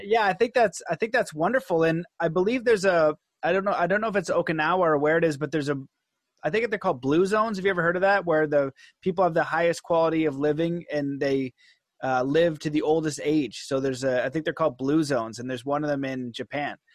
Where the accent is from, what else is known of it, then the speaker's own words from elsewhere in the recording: Canada; being Canadian and, and from North America